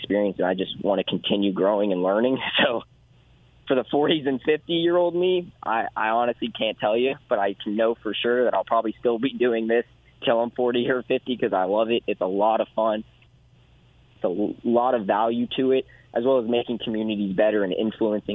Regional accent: Houston, Texas, United States; I grew up in Houston, so my market is greater Houston

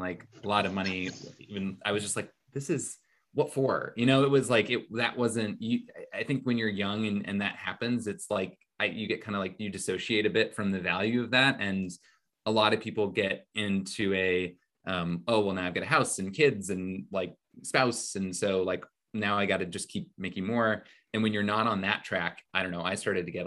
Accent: Indiana, United States; moved away as an adult; also born or lived in New York City; I grew up in Indiana

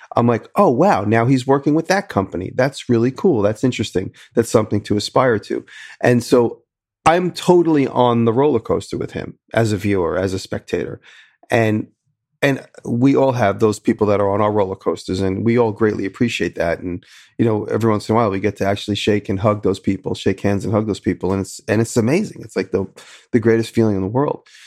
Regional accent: New York City, New York, United States; I'm from Manhattan

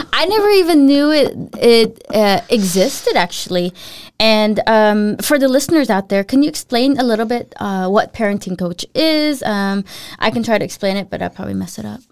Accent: Philippines; also born or lived in United States; now in Denmark; when I moved to the U S, and then when I'd go home to visit the Philippines, I was the, I was the foreigner. I was like, "But I'm Filipino."

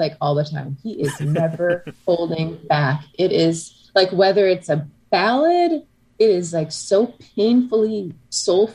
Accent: Canada; I'm Canadian

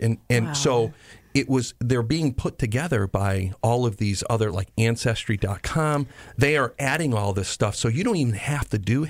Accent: Berkshire County, Massachusetts, United States; born or raised there

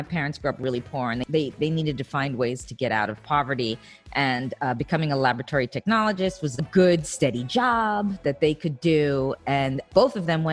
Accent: New York City, New York, United States; also born or lived in Australia; now in Los Angeles, United States; I grew up in Spanish Harlem

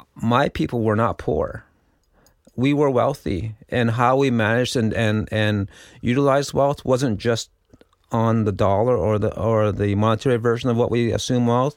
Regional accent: Six Nations of the Grand River Territory, Ontario, Canada; my home community under the colonization rule is Six Nations Underground River Territory

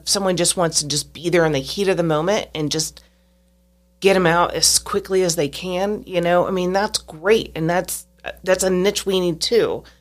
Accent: Stilwell, Kansas, United States; I lived in Stillwell, Kansas until I was about sixteen years old

